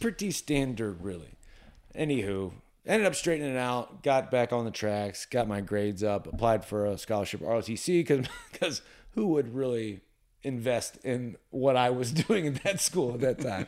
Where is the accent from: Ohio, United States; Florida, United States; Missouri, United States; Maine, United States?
Ohio, United States; Lima; also born or lived in upstate New York / Western Pennsylvania; born in upstate New York, moved to Ohio when I was five years old.